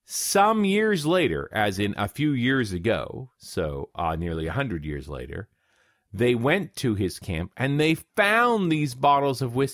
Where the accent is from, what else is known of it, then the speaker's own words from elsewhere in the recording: Canada; I, as a Canadian